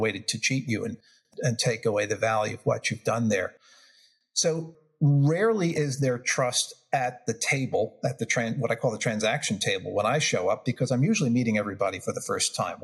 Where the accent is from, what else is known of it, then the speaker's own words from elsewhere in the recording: New York, United States; I'm from New York, so I have, you know, grew up with kind of a quick fuse on things